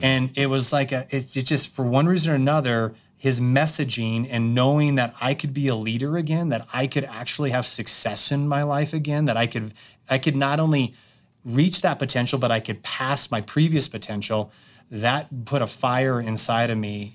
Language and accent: English; Wyoming, United States; I grew up in Wyoming